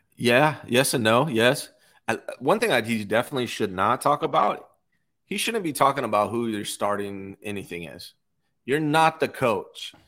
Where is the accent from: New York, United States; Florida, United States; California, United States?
California, United States; Bay Area; one of my best friends I grew up with in the Bay Area